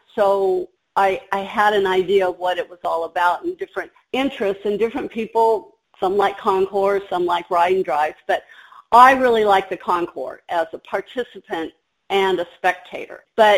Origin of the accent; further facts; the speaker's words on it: Southern California, United States; moved away as an adult; I was from Southern California.